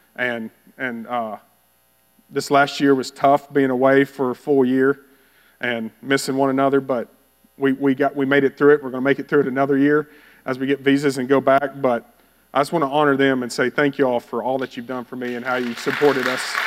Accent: Bowie, Texas, United States; moved away; I grew up in Bowie, Texas

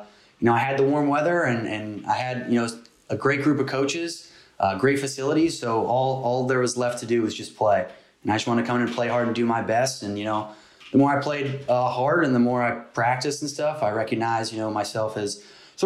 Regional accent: Northeast, United States; I'm from the Northeast. My parents are from Jersey, and I got some Italian in me

